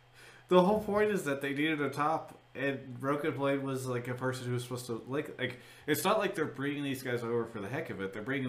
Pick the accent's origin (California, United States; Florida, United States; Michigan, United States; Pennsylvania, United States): California, United States; Los Angeles; They're a Los Angeles-based company, so they're right out of my hometown city.